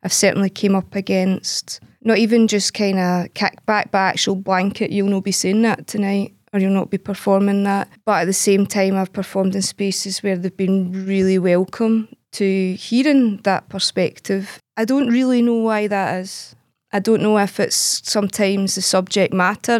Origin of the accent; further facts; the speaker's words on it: Glasgow, Scotland, United Kingdom; I'm from Glasgow. I've lived in Glasgow my whole life. I grew up, eh, in a scheme in the East End of Glasgow